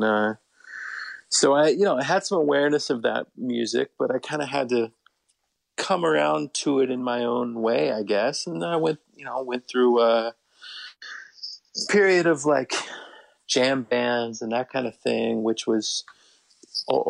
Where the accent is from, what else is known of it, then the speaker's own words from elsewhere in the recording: Portland, Oregon, United States; I was growing up in Portland, Oregon